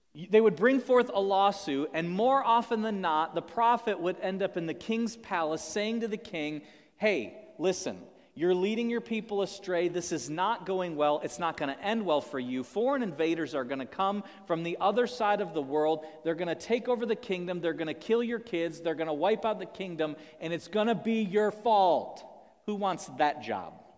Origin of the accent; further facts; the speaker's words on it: United States; as American people